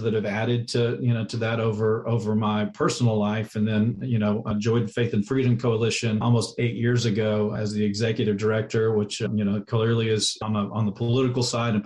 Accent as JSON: {"language": "English", "region": "Texas", "country": "United States", "tie": "born or raised there", "said": "I'm actually originally from Texas, was born and raised there"}